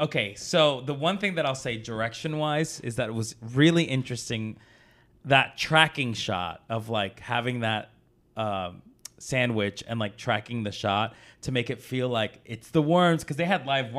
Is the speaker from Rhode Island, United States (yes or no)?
no; New York, United States; I went to school in New York.